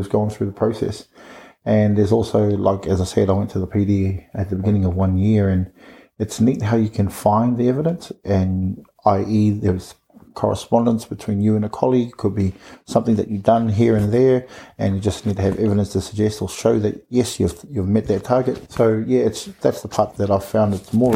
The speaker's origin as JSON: {"language": "English", "country": "New Zealand", "moved": "as an adult", "lives_now": "Australia", "said": "my home country. In New Zealand? Yeah, back there in NZ"}